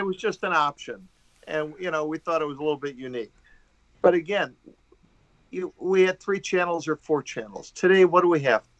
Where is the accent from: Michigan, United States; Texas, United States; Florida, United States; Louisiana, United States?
Michigan, United States; Detroit; I grew up in Detroit